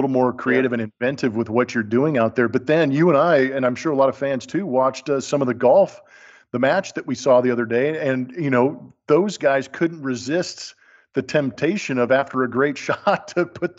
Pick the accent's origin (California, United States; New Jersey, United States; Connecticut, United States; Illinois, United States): California, United States; Southern; This is a guy that I watched growing up in the Southern California area.